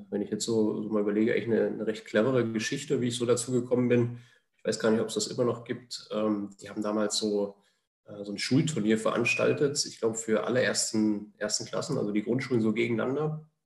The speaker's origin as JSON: {"language": "German", "town": "Jena", "region": "Thuringia", "country": "Germany", "said": "ich stamme aus Thüringen, aus Jena ähm, und äh, bin eigentlich auch aus einer, aus einer Fußballfam Fußballerfamilie."}